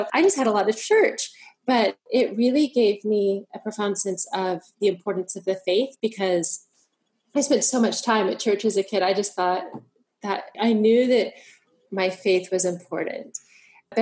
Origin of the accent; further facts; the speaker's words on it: United States; moved away as an adult; now in Vancouver, Canada; I grew up in the United States